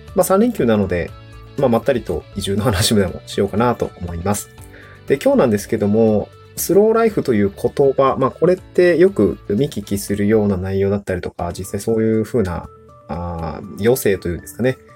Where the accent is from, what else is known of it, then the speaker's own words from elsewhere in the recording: Niigata, Japan; also born or lived in Tokyo / Aomori; now in Awaji Island, Japan; 新潟僕がの出身の新潟県新潟 市